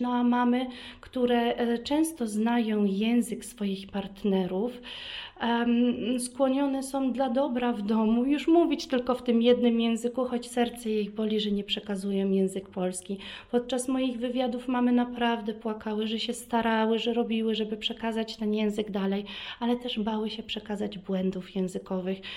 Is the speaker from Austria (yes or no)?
yes; Vienna, Austria; Polish is a second language; also born or lived in Kraków, Poland / Warsaw, Poland; urodziłam się e, w Wiedniu